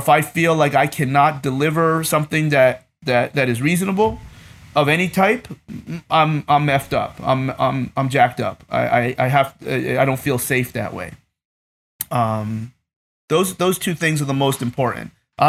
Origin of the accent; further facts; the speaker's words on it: East Coast, United States; I grew up on the East Coast, and when you grow up on the East Coast.